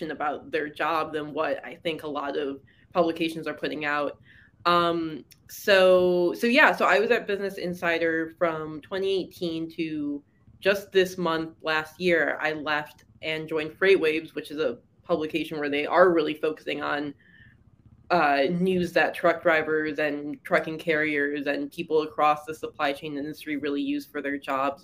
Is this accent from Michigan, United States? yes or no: yes; Detroit, Michigan, United States; moved away as an adult; also born or lived in Seoul, South Korea; I'm from Michigan. I grew up in the Detroit area and lived in Michigan my whole life